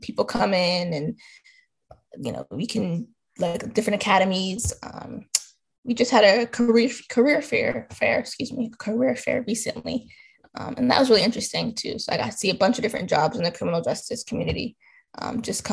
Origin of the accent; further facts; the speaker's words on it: Baltimore, Maryland, United States; I'm from Baltimore, Maryland